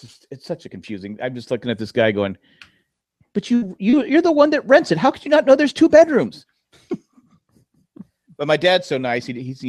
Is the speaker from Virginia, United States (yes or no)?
no; York, Pennsylvania, United States; I can say I was born in the capital of the United States.